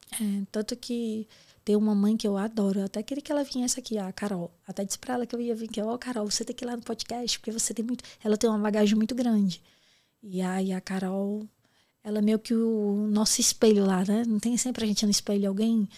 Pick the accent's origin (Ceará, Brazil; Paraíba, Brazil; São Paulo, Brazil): Ceará, Brazil; moved away; eu sou cearense, você sabe que cearense não tem papo na língua